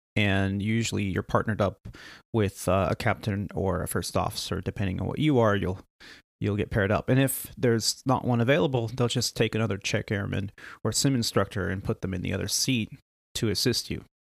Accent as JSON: {"language": "English", "region": "Northern California", "country": "United States", "tie": "born or raised there", "also_born_or_lived": "Canada", "said": "I grew up in Northern California. We we moved out here when I was very young"}